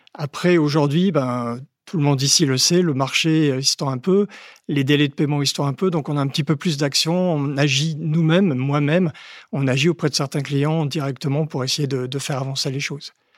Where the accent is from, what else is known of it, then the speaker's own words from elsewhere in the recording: Haute-Marne, Grand Est, France; quand j'étais petit, euh, en Haute-Marne